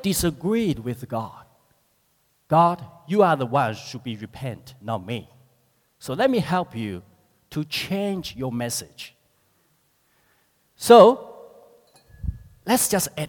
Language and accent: English; China; moved away as an adult; now in New Zealand; I grew up in China